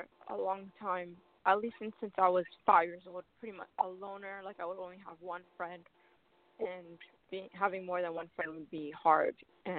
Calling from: Columbus, Ohio, United States

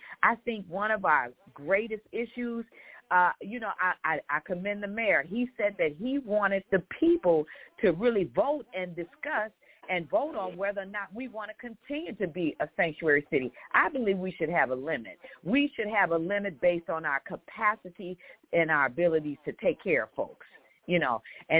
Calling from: Chicago, Illinois, United States; calling from Chicago.

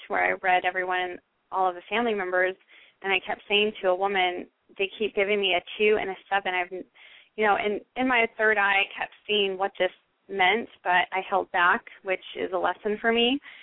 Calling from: New York, United States; I'm calling from New York.

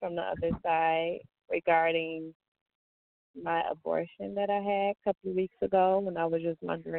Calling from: Detroit, Michigan, United States; I'm calling from Detroit, Michigan.

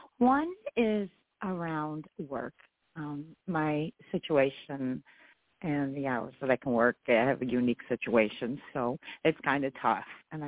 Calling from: New York, United States; I am in New York State.

